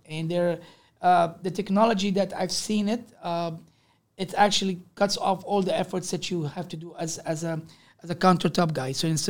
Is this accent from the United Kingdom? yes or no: no; Canada; when I said I'm a Canadian, they say, oh, yeah, you guys have a nice way.